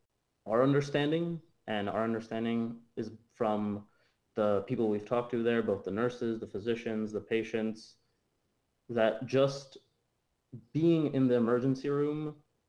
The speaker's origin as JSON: {"language": "English", "region": "Ontario", "country": "Canada", "moved": "as an adult", "lives_now": "United States", "said": "I'm from Canada"}